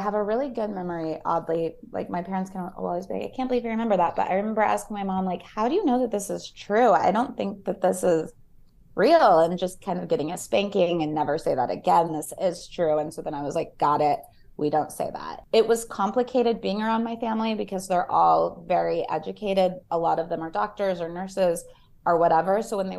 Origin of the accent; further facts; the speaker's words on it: Connecticut, United States; Oh, so I told you I grew up in Connecticut for a little bit. My dad went to Yale.